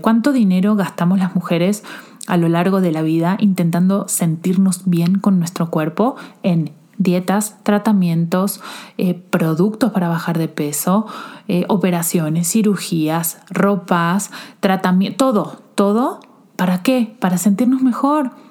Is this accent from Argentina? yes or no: yes; Argentina; now in Mexico; soy argentina